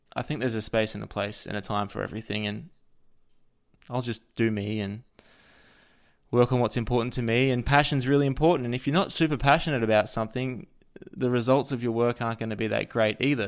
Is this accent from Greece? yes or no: no; Australia; I'm an Australian person living in Australia